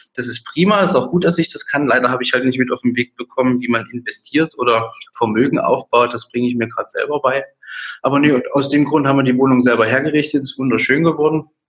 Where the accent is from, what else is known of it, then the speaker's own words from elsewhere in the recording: Dresden, Saxony, Germany; Ich äh, bin aus Dresden, 29 Jahre alt